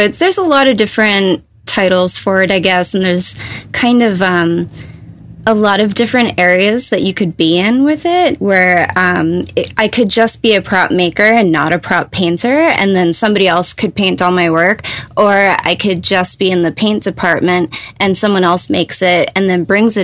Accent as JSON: {"language": "English", "region": "New Jersey", "country": "United States", "moved": "yes", "said": "I'm from New Jersey"}